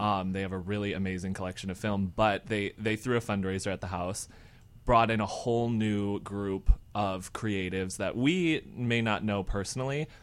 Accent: Michigan, United States; now in Chicago, United States; I'm from Michigan

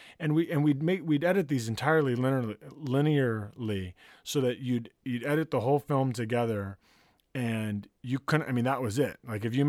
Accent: Santa Barbara, California, United States; I grew up in Santa Barbara. I grew up in a place that used to be called Camp Lore.

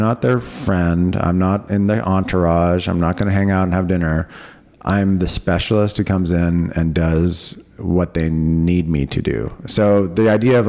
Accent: Cupertino, California, United States; I grew up in Cupertino

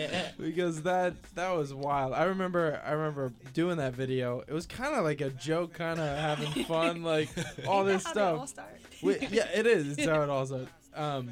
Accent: St. Barnabas, New Jersey, United States; born or raised there; moved away; also born or lived in Boston

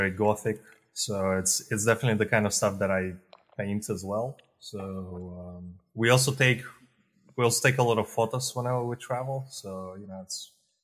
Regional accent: Russia; moved away as an adult; also born or lived in Eastern Europe; now in Spain; I'm born in Eastern Europe, in Russia, actually.

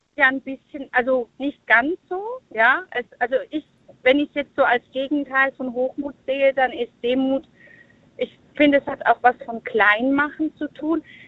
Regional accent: St. Leon-Rot, Baden-Württemberg, Germany; Ich bin aus der Ecke von St. Leon Roth

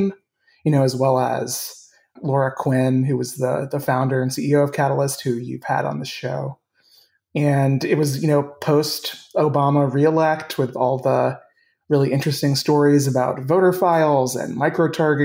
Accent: Ohio, United States; moved away as an adult; also born or lived in Washington, D.C.; I am originally from Ohio

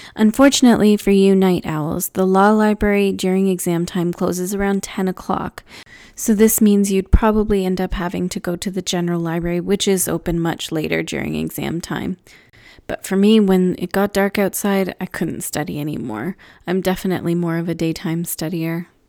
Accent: Canada; As a Canadian student

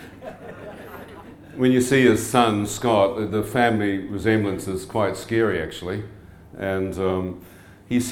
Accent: New Zealand; Born and bred in New Zealand

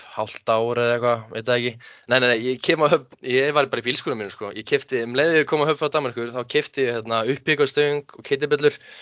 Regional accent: Hafnarfjörður, Capital Region, Iceland; also born or lived in Höfn í Hornafirði; ég er sérst uppalinn að höfn í Hafnafjörði mm. en flytt í þriðjabæk í Hafnafjörð og hef búið þar svona alla mína æfi

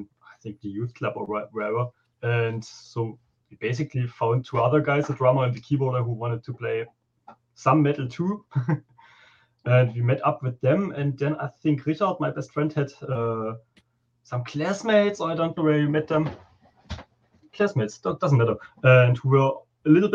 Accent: East Germany, Germany; English is a second language; moved away as an adult; now in Leipzig, Germany; in my hometown, we have quite a big black metal scene. It was like the first East German band

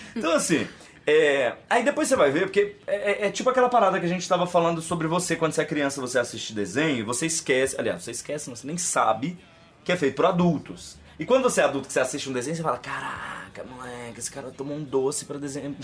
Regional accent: Brazil; como brasileiros

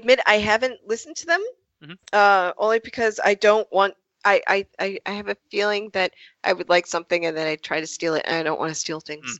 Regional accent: Portsmouth, Rhode Island, United States; Rhode Island, you know, but I grew up in Portsmouth, and there isn't much of an accent there.

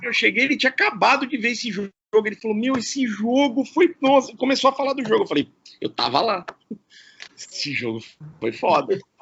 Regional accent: Campinas, São Paulo, Brazil; eu sou campineiro, né? Então, eu, eu amo minha cidade, eh, acho que eu nasci realmente no lugar certo, era aqui que eu tinha que ter nascido mesmo

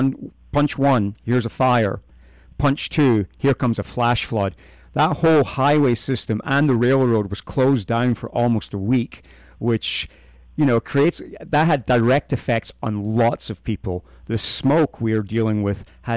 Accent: United Kingdom; I hail from the United Kingdom, and it's a very temperate climate

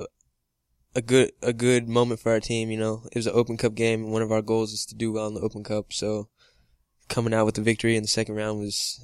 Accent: Texas, United States; I'm from Texas.

